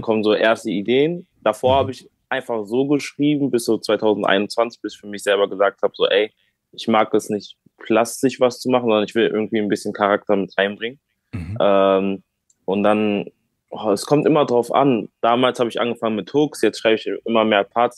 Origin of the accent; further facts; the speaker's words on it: Bonn, North Rhine-Westphalia, Germany; also born or lived in Rheinbach; ich bin hier geboren, also in Bonn bin ich äh, geboren, bin auch hier okay. aufgewachsen